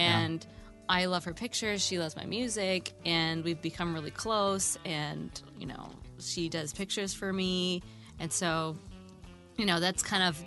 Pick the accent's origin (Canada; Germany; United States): United States; Minnesota; now in Los Angeles, United States; I'm from Minnesota